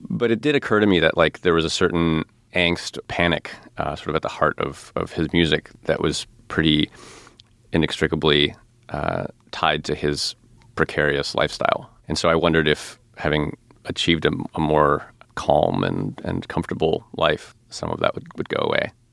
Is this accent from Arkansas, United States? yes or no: no; outside of Chicago, Illinois, United States; I grew up outside of Chicago